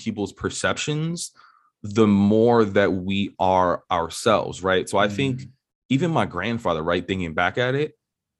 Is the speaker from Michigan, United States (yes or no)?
no; New York City, New York, United States; So for perspective, I grew up in New York City on the Upper West Side of Manhattan.